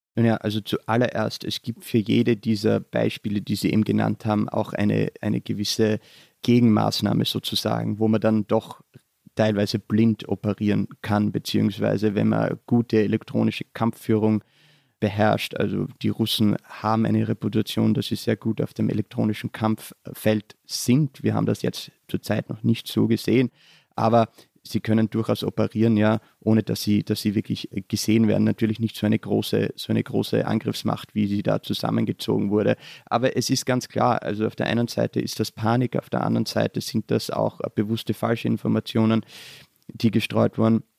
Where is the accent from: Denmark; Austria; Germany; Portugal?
Austria; southern Styria; moved away as an adult; now in Vienna, Austria; Ich bin äh, in der Südsteiermark in Südösterreich aufgewachsen